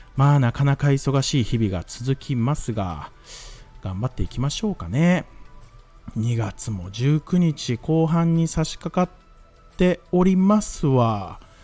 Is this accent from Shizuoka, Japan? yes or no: no; Mie, Japan; 僕三重県出身なんですよ